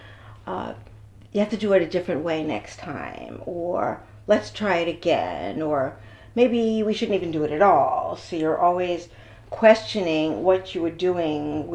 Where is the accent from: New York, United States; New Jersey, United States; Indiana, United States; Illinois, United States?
New York, United States; New York City; also born or lived in Brooklyn / Bronx; now in Miami, United States; born in Brooklyn, raised in Queens, and married the Bronx